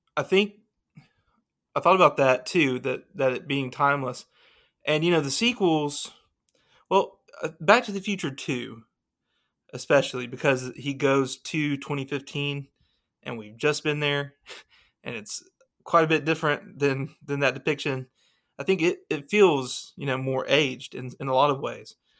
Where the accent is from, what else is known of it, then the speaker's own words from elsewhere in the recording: Alabama, United States; I'm from Alabama